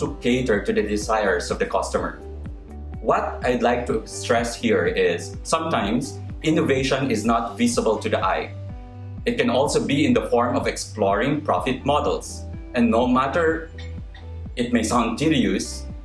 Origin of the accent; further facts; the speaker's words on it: Philippines; as an SM employee and as a Filipino